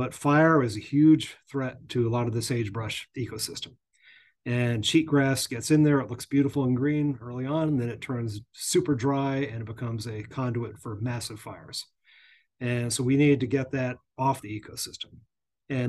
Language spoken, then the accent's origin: English; Northeast, United States; I grew up in the Northeast